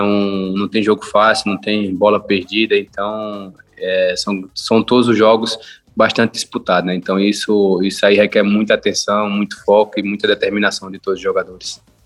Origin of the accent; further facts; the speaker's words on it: Campina Grande, Paraíba, Brazil; moved away; eu sou paraibano, que eu tenho orgulho de ser paraibano